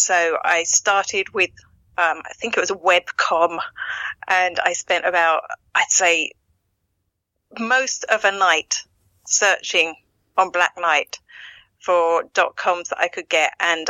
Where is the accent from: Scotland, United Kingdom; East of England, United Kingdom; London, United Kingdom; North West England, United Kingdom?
East of England, United Kingdom; accent: Essex; now in Ireland; No, I'm originally from Essex in England. I'm in Ireland 21 years.